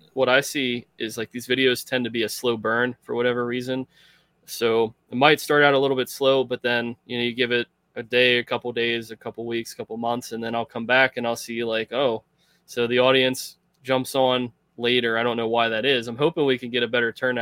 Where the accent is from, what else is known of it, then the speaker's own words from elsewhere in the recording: Pennsylvania, United States; I started in communications at a branch campus of the University of Pittsburgh in my hometown.